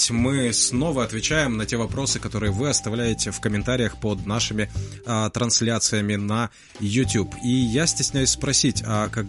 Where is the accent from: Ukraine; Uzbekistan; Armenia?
Ukraine; Crimea; Сам говорил, да, я никогда этого не отрицал, и Действительно, я крымчанин. На момент 2014 года я жил в Крыму